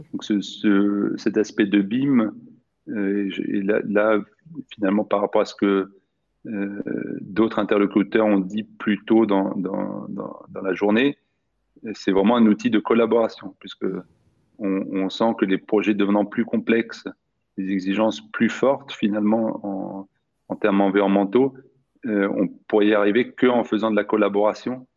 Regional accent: Sweden; moved away; j'ai grandi en Suède

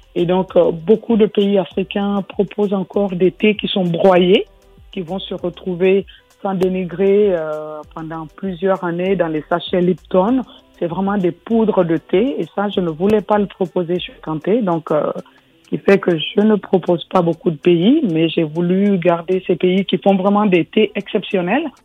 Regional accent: Guinea; now in France; j'ai grandi en Guinée

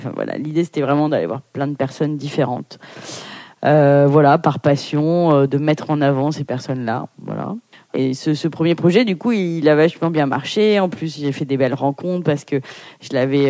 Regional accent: Paris, Île-de-France, France; je suis née à Paris euh, de parents portugais, immigrés

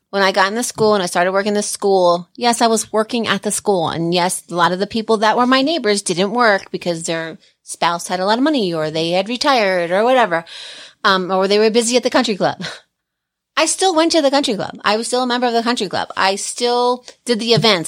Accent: Pennsylvania, United States; also born or lived in Pocono Mountains; now in Colorado, United States; I grew up in Pennsylvania for, like, ten years

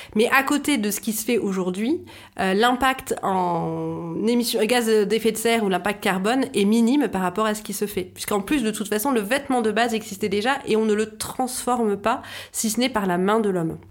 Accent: France; chez nous en France

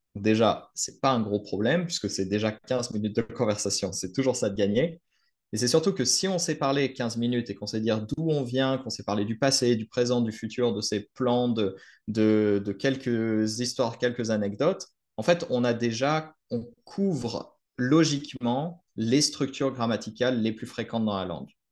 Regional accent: France; je suis français

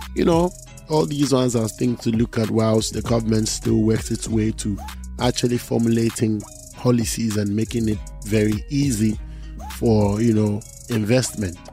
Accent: Volta, Ghana; Volta region where I come from

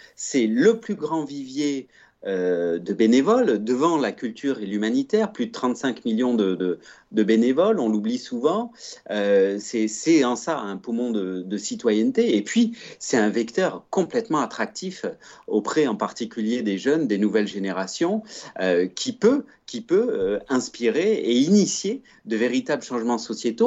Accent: Provence-Alpes-Côte d'Azur, France; also born or lived in Switzerland; je suis de nationalité suisse, j'ai grandi en Provence

